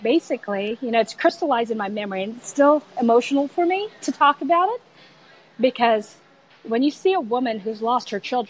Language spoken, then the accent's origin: English; United States; also born or lived in Philippines; So as you know, it's still, home is home. Right. Even though I grew up pretty much in the United States, home is home.